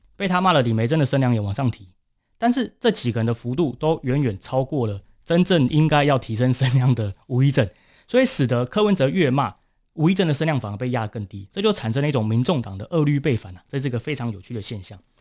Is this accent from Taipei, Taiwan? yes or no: no; Kaohsiung, Taiwan; 作为一个高雄人， 或者是作为一个台湾人